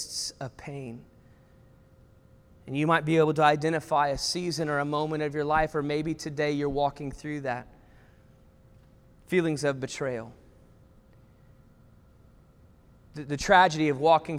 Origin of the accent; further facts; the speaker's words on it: the South, United States; I grew up in the South